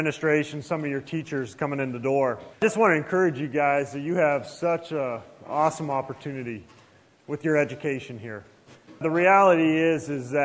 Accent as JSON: {"language": "English", "town": "Youngstown", "region": "Ohio", "country": "United States", "tie": "born or raised there", "also_born_or_lived": "Nebraska", "moved": "as an adult", "lives_now": "Omaha, United States", "said": "I grew up in Youngstown, Ohio"}